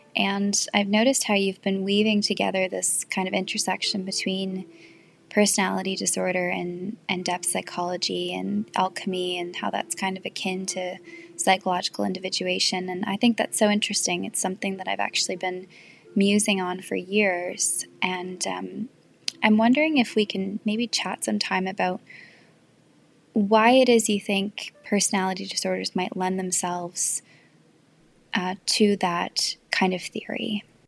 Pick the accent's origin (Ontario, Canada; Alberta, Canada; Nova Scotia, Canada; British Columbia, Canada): Nova Scotia, Canada; I'm from Nova Scotia, Canada